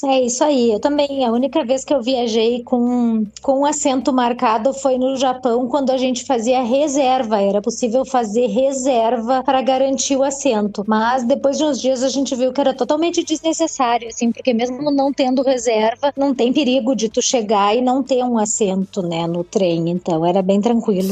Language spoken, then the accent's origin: Portuguese; Brazil; eu sou brasileira